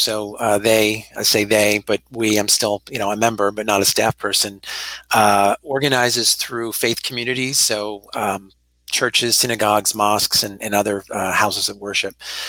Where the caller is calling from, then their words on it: Philadelphia, Pennsylvania, United States; So I'm also calling from my home. I'm in University City, Philadelphia.